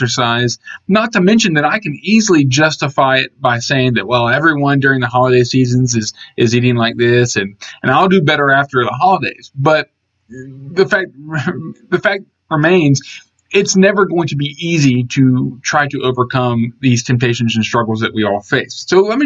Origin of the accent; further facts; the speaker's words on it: Georgia, United States; I grew up in Georgia